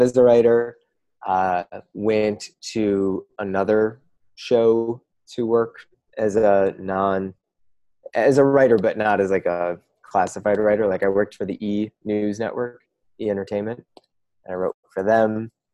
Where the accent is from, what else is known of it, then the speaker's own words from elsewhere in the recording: Midwest, United States; now in West Coast, United States; I, now live on the West Coast. I'm you know I'm from the Midwest as well